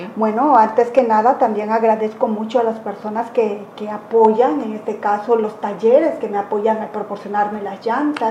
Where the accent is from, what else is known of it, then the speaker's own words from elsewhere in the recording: Cuichapa, Veracruz, Mexico; also born or lived in Isthmus of Tehuantepec, Oaxaca; now in Huatulco, Mexico; originaria de Cuichapa, Veracruz. Viví parte de mi vida en el Istmo